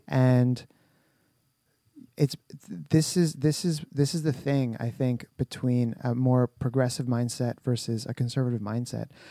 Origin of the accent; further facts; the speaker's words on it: Canada; We're very Canadian